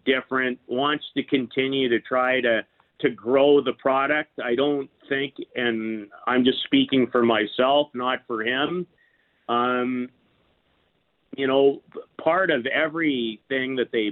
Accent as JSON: {"language": "English", "town": "Saskatoon", "region": "Saskatchewan", "country": "Canada", "tie": "born or raised there", "moved": "yes", "lives_now": "Calgary, Canada", "said": "I grew up in Saskatoon"}